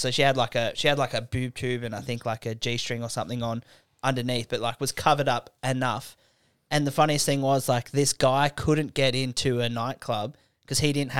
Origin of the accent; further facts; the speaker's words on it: Canberra, Australian Capital Territory, Australia; We growing up in Canberra, it was the same.